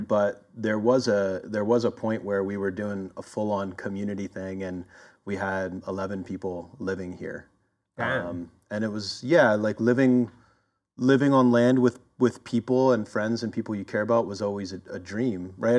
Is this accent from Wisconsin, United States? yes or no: no; Philadelphia, Pennsylvania, United States; also born or lived in Oakland, California; now in California, United States; originally I'm from Philadelphia and I kind of made my way over here uh, over the past couple decades